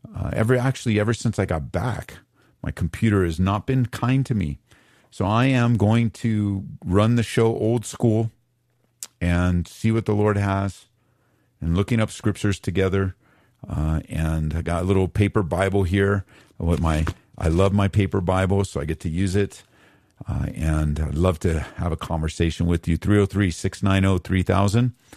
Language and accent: English; Southern California, United States; moved away as an adult; now in Aurora, United States; I grew up in Southern Cal